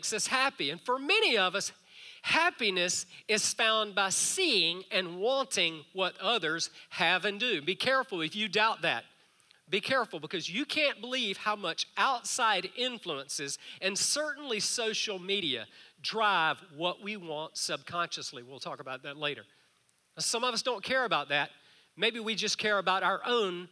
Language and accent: English; South Georgia, United States; Our neighbors to the left side of our house growing up in South Georgia had one of the biggest homes in town